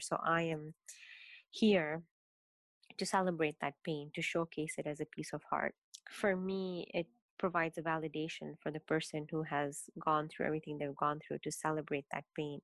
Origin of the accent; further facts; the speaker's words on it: Kenya; I was born and raised in Kenya in a very um, traditional Indian Muslim household